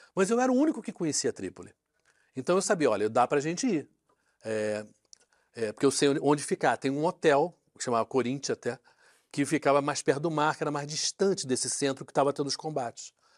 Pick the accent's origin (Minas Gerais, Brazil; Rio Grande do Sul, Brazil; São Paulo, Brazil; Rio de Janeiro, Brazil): Rio de Janeiro, Brazil; also born or lived in London; como eu sou carioca